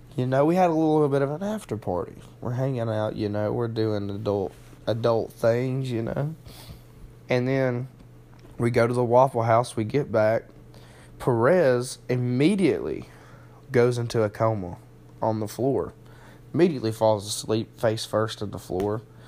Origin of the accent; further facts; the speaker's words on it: Heflin, Alabama, United States; in the city where I was raised